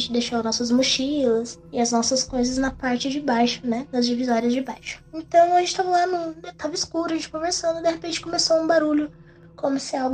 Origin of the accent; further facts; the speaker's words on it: Mogi das Cruzes, São Paulo, Brazil; Eu sou de Mogi das Cruzes, São Paulo.